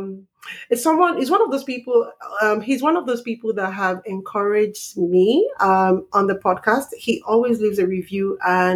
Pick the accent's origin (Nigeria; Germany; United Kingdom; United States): Nigeria; moved away as an adult; now in Canada; I'm Nigerian